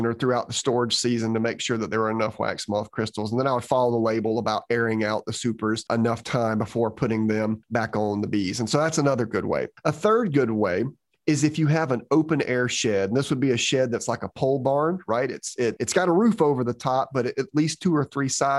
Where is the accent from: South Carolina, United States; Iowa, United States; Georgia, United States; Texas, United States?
Georgia, United States; when I was growing up in Georgia